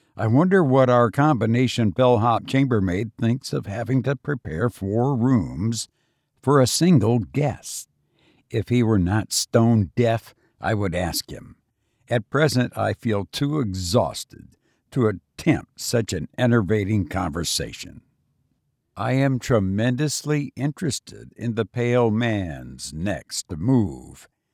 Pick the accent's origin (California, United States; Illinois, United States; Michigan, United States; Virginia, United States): Illinois, United States; now in Las Vegas, United States; I visited my home state of Illinois and it was bitter cold, something I'm not used to after living in Las Vegas for as long as I have